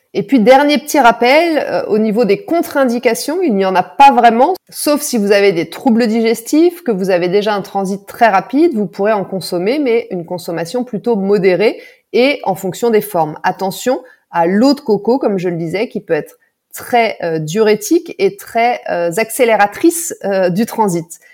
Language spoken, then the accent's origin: French; France; chez nous en France